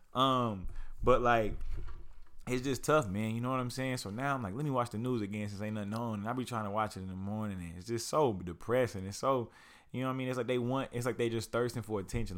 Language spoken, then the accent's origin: English; Lawton, Oklahoma, United States; I grew up in Lawton, Oklahoma